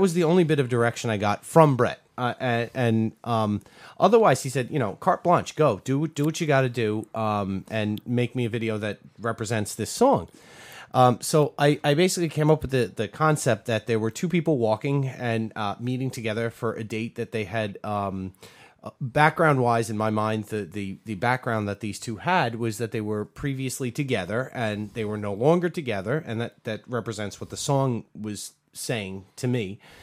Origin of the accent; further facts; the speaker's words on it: New York, United States; we're from New York